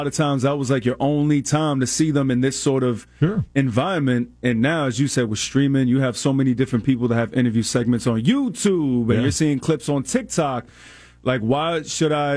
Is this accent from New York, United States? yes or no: yes; New York, United States; when I was younger growing up in New York